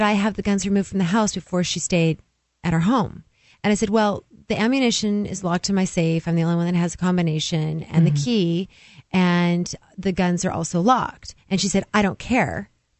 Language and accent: English; California, United States; moved away as an adult; also born or lived in San Diego / Lake Tahoe; now in New Hampshire, United States; I'm from California.